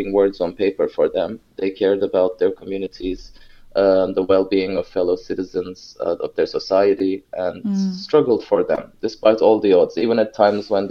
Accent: Ankara, Turkey; moved away as an adult; I grew up in Ankara. I was born there in the capital of Turkey.

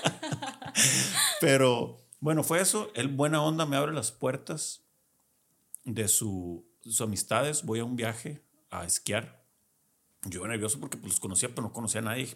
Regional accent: Culiacán, Sinaloa, Mexico; somos paisanos, somos de Culiacán los dos

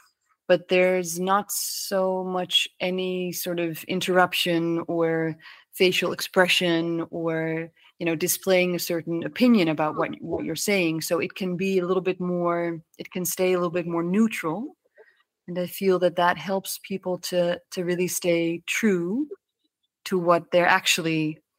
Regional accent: Maputo, Mozambique; also born or lived in Netherlands; I was born in Holland, but fairly quickly my parents and my brother and I moved to Mozambique in the southern parts of Africa. And we moved to Maputo, and we lived there, and I went to an international school for quite some time there.

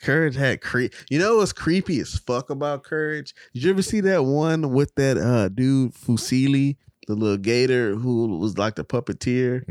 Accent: Texas, United States; as a Texan

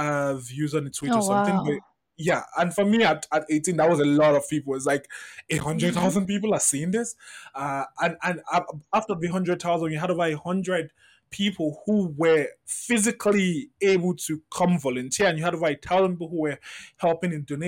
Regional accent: Lagos, Nigeria; I grew up in Festac Town, which is very secluded from the rest of Lagos.

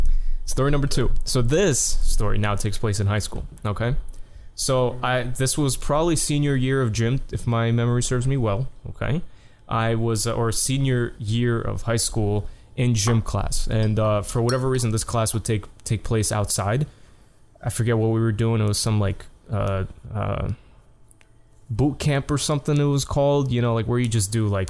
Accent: New York, United States; Like, you know, I'm a New Yorker with my coffee, you know.

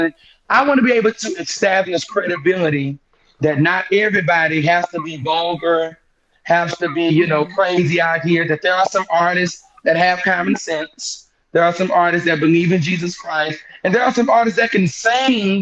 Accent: Mobile, Alabama, United States; the Mobile, my hometown

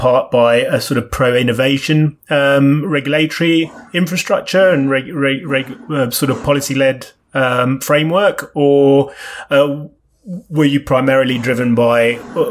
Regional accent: Kenya; now in London, United Kingdom; as a Kenyan myself

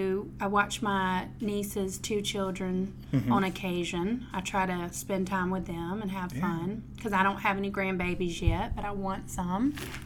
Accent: Mobile, Alabama, United States; moved away as an adult; also born or lived in Gulf Shores / Orange Beach area, Alabama; So I'm originally from Mobile. And I moved down here in 98

